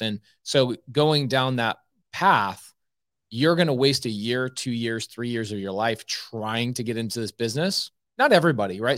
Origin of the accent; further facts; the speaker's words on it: United States; I'm an American